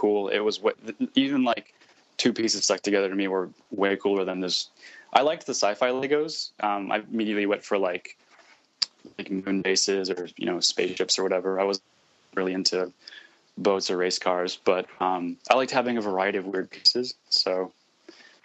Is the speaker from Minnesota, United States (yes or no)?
no; Sarasota, Florida, United States; now in Brooklyn, United States; I'm from Florida. I grew up there in a town called Sarasota, which is on the Gulf Coast